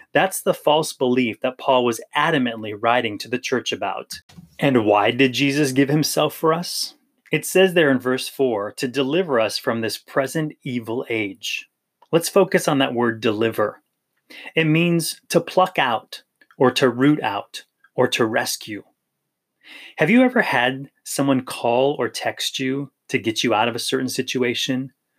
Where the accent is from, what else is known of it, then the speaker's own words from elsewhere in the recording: Maui, Hawaii, United States; I grew up in Hawaii in the island of Maui